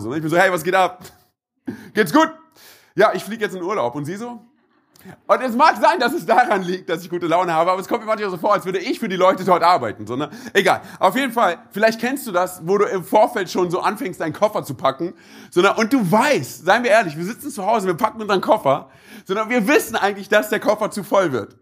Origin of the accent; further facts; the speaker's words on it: Berlin, Germany; bin gebürtiger Berliner.